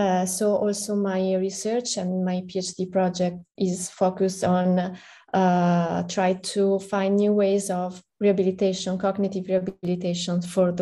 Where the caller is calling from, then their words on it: Milan, Lombardy, Italy; I'm in Milan. It's 6 p.m. right here, right now.